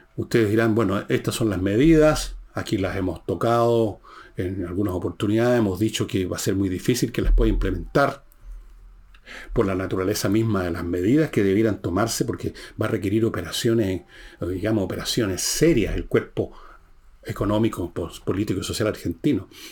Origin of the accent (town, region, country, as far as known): Chile